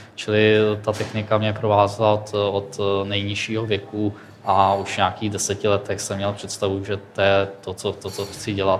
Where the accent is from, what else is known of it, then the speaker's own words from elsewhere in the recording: Tábor, South Bohemian Region, Czechia; moved away as an adult; now in Plzeň, Czech Republic; já jsem z Tábora, což je město, město na jihu Čech